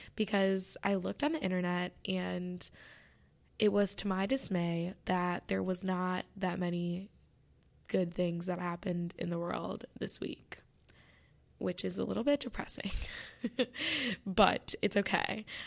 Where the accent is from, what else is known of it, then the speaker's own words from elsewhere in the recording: Michigan, United States; I'm from Michigan.